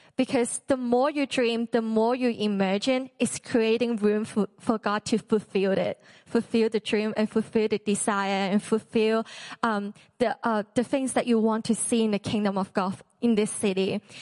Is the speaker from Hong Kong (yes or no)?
yes; Hong Kong; moved away; I'm from Hong Kong